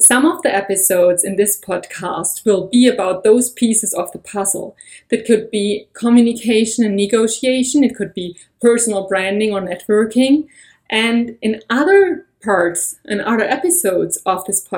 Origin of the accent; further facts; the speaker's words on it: Germany; moved away as an adult; now in United States; I have been born and raised in Germany, and I've been living in the US for over a year